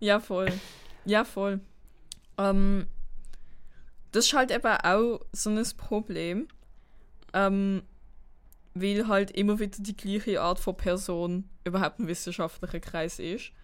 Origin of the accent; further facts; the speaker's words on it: Basel, Basel-Stadt, Switzerland; ich komme aus Basel